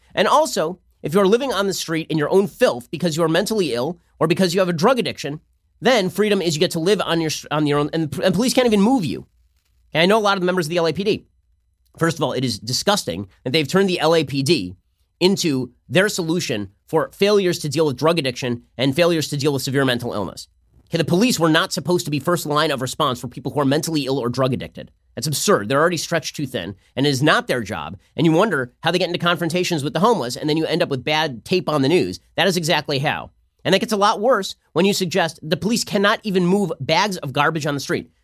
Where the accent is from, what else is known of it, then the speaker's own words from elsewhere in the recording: California, United States; I've lived here literally my entire life